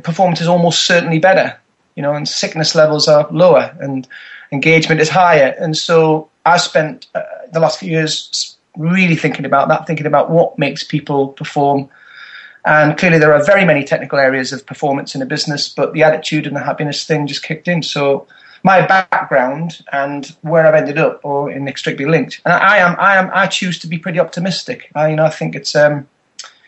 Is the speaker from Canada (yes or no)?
no; north of England, United Kingdom; accent: Northern; also born or lived in Berkshire; now in South of England, United Kingdom; I am from the north of England